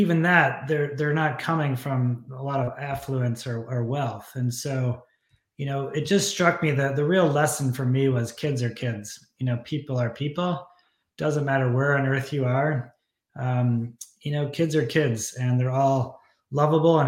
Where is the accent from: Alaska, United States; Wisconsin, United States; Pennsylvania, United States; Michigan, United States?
Michigan, United States; also born or lived in New Mexico / Chicago / Tanzania; I grew up in Michigan here